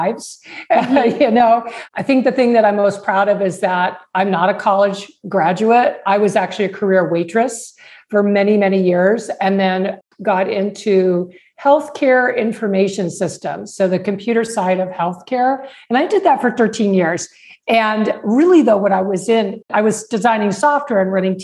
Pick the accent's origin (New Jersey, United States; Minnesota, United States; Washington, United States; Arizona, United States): Arizona, United States; Tucson; my hometown of Tucson